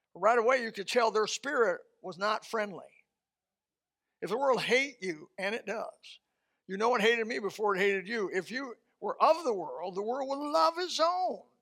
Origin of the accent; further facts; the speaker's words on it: Indiana, United States; moved away; Indiana, my home state